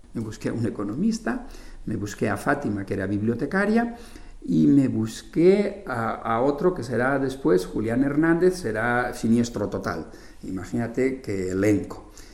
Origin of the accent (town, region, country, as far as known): Spain; born or raised there; moved away as an adult; also born or lived in Madrid